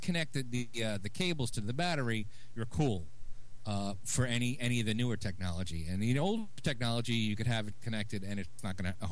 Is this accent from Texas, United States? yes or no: no; New York City, New York, United States; I'm from Brooklyn